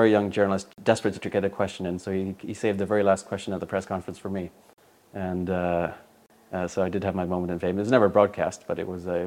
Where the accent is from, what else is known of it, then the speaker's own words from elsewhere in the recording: New York City, New York, United States; accent: East Coast; Well, um, I was I was born and raised in New York City, um, or just outside of New Jersey, uh, of a, a, British father and a South American mother.